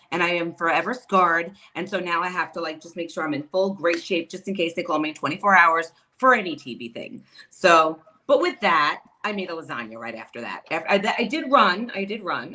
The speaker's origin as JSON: {"language": "English", "town": "New York City", "region": "New York", "country": "United States", "tie": "born or raised there", "lives_now": "Long Island, United States", "said": "I was not born and raised in Long Island. I'm a Queens girl."}